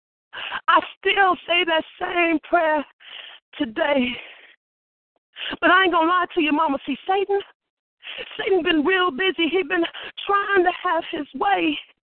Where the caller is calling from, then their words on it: Michigan City, Indiana, United States; I'm calling you from Michigan City. Actually, I'm at work right now